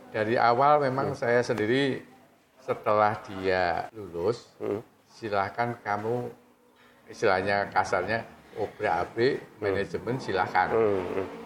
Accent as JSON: {"language": "Indonesian", "town": "Semarang", "region": "Central Java", "country": "Indonesia", "said": "Saya dari Semarang"}